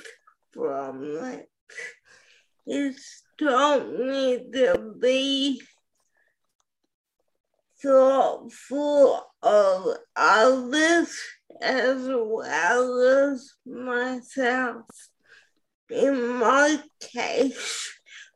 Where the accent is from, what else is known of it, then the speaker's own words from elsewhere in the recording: Melbourne, Victoria, Australia; I'm from Melbourne, Australia.